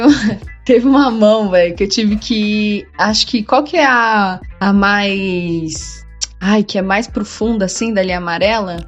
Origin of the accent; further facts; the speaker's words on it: Praia Grande, São Paulo, Brazil; moved away as an adult; also born or lived in Santos / Rio de Janeiro; now in São Paulo, Brazil; eu não sou de São Paulo, né? Eu morava em Praia Grande com os meus pais, eu fui morar sozinho em Santos e fui direto pro Rio de Janeiro, pulei São Paulo